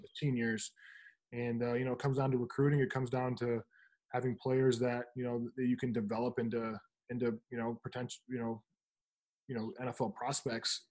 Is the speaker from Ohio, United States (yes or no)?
yes; Toledo, Ohio, United States; moved away; I grew up in Toledo